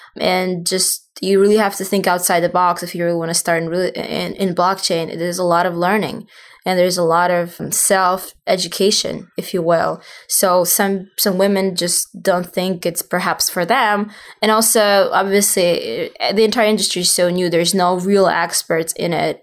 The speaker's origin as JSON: {"language": "English", "country": "Russia", "tie": "born or raised there", "also_born_or_lived": "southern Russia / Saint Petersburg, Russia", "moved": "as an adult", "lives_now": "New York, United States", "said": "I, obviously originally from Russia. I was born in the South, and then my family moved to Saint Petersburg, and then I moved to the States for education"}